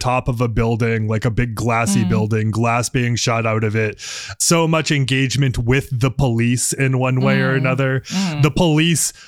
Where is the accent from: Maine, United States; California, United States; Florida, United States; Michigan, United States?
Maine, United States; in the small town I grew up in Maine